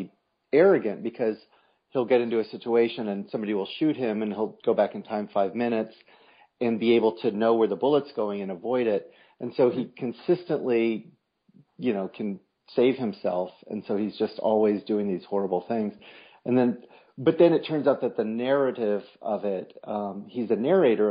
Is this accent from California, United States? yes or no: yes; Berkeley, California, United States; I grew up in Berkeley.